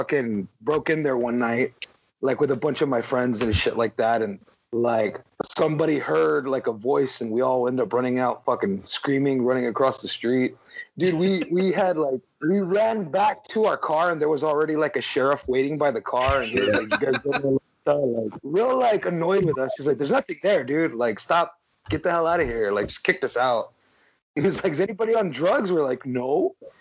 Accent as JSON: {"language": "English", "town": "Palmview", "region": "Texas", "country": "United States", "tie": "born or raised there", "said": "I'm from Palm View, so, like, that's my old stomping grounds, man. Like, I grew up on Abram Road"}